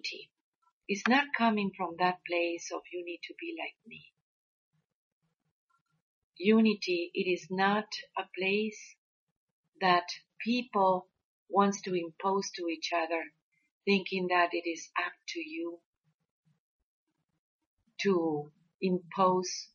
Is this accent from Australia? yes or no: no; Mexico; we growing up in Mexico and working with the abuelos and the abuelas